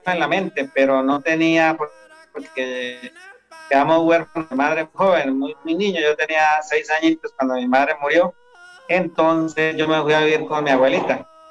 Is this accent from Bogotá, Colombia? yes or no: no; Maní, Casanare, Colombia; Soy de Maní, Sanares, soy músico tradicional, bandolista